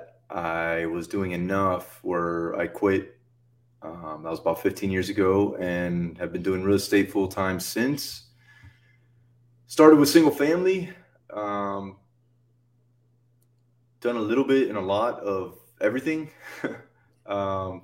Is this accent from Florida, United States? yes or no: yes; Miami, Florida, United States; I was born and raised in South Florida, Miami